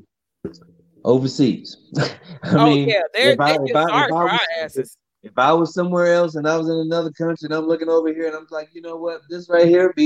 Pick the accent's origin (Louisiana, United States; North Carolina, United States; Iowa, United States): North Carolina, United States; we're from North Carolina